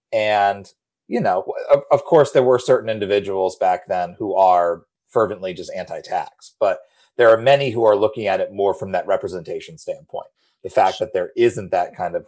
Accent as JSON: {"language": "English", "region": "New England", "country": "United States", "tie": "born or raised there", "said": "I grew up in New England. I still live in New England."}